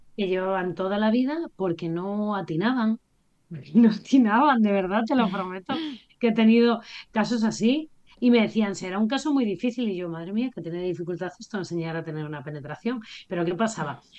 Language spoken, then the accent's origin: Spanish; Asturias, Spain; Yo soy asturiana